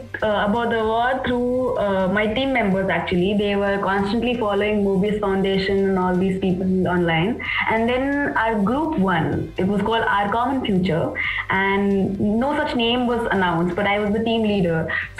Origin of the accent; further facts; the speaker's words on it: Assam, India; also born or lived in Meghalaya; So growing up in Assam and Meghalaya, my dad was posted there